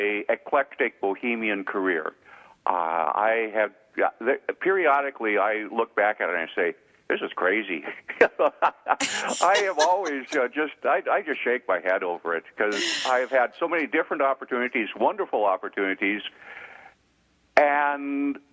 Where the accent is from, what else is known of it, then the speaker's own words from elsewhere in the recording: Devils Lake, North Dakota, United States; moved away; When I was in my hometown of Devil's Lake, North Dakota